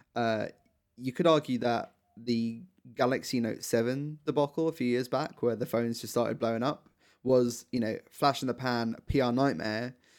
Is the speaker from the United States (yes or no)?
no; United Kingdom; as British people